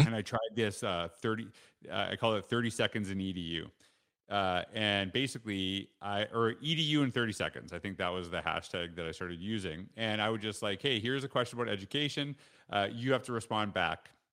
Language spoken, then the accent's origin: English; Saskatchewan, Canada; also born or lived in Alberta; now in Stony Plain, Canada; I grew up in Saskatchewan